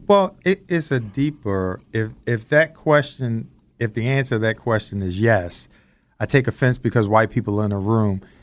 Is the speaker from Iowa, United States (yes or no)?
no; Baltimore, Maryland, United States; also born or lived in Randallstown, Maryland; growing up in Baltimore, Maryland in the 70s